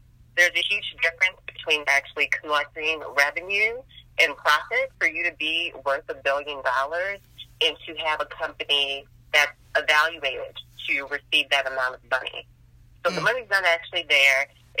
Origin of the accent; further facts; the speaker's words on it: Baltimore, Maryland, United States; I'm originally from Baltimore, Maryland, 20-something years old, and I work in IT.